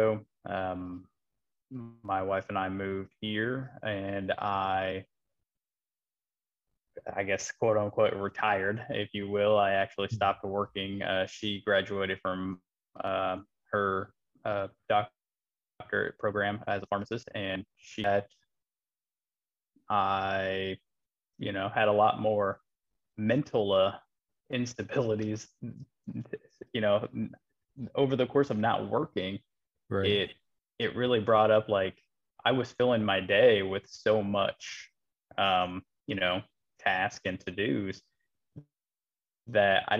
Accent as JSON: {"language": "English", "region": "Midwest of the United States", "country": "United States", "moved": "as an adult", "lives_now": "North Carolina, United States", "said": "I am a transplant from the Midwest of the United States"}